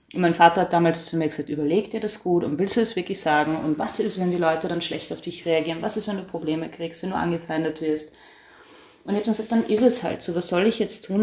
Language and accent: German; Austria; ich bin äh, Österreicherin